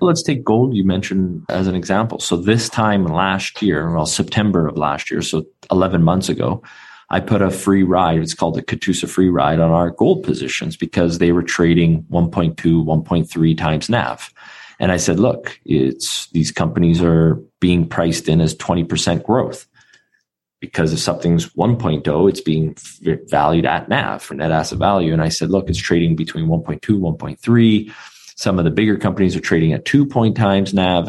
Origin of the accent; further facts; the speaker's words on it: Vancouver, British Columbia, Canada; being born and raised in Vancouver, Canada